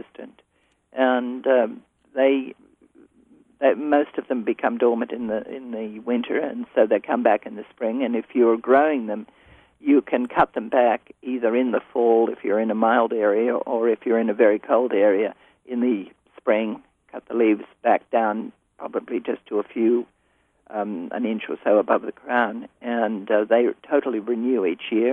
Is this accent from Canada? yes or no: no; Australia; moved away as an adult; now in California, United States; I came to live in the United States when I was a very young woman, and at that stage, I come from Australia